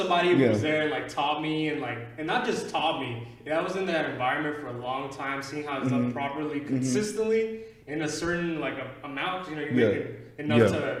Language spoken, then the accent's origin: English; Los Angeles, California, United States; now in Houston, United States; I'm from Los Angeles. I'm a transplant, too.